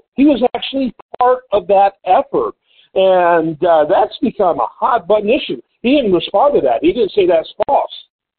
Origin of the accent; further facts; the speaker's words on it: Houston, Texas, United States; I'm from Houston. I've been in Houston now for decades and am, of course, a part of the citizens here